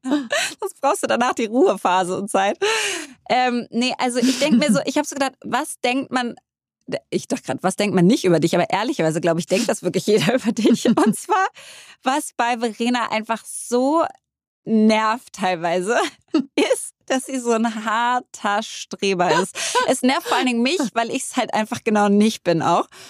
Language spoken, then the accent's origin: German; Berlin, Germany; ich bin Berlinerin